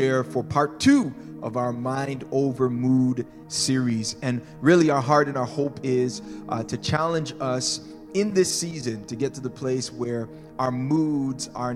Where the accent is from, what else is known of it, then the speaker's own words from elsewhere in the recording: Toronto, Ontario, Canada; moved away as an adult; also born or lived in California, United States; We grew up in Toronto, Canada. We lived here for about 17 years, then left